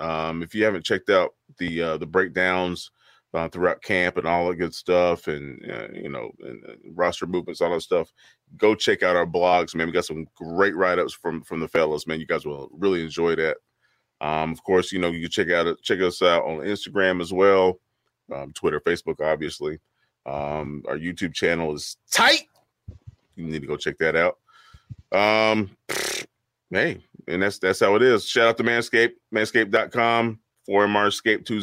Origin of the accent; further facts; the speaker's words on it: the South, United States; I'm from the South